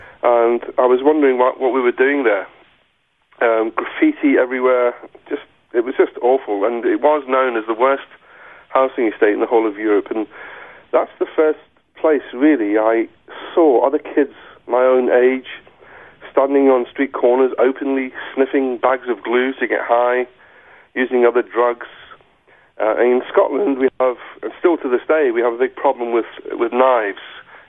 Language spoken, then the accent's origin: English; South Africa; And both my grandparents died really quickly, and I can just remember this outpouring of grief, and my mum, and obviously her husband wasn't coming back, and he didn't want us to come back to South Africa.